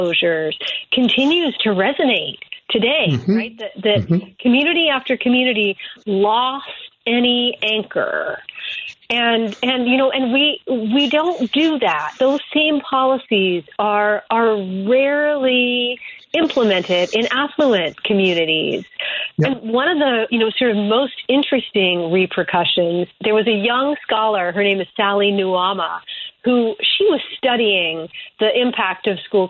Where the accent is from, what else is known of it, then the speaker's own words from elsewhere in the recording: Springfield, Illinois, United States; I'm actually from Springfield, Illinois